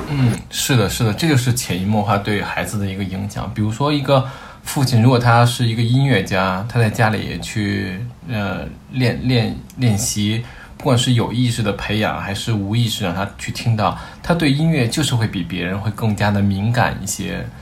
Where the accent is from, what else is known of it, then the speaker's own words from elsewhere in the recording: Beijing, China; 我是土生土长的北京人，我是在互通里的。然后我们这一代大多都是独生子女